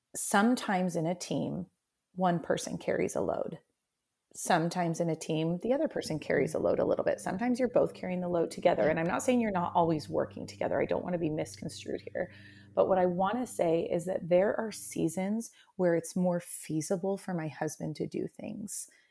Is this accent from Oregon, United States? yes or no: yes; Oregon, United States; also born or lived in Central Washington; now in Washington, United States; I'm originally from Oregon, about three hours south and my family's still there